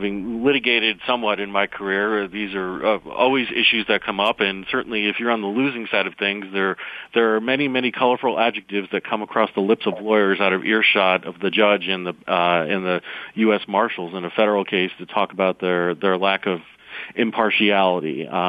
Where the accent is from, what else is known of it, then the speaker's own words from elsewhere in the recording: upstate New York, United States; Being a New Yorker, at least technically, I'm from upstate New York